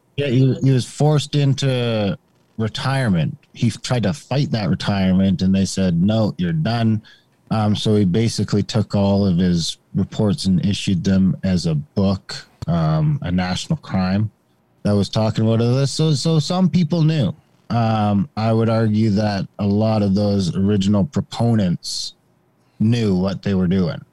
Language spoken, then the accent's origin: English; Canada; I grew up in Indian country, um, basically in a small town, small mining town that would be an Indian reserve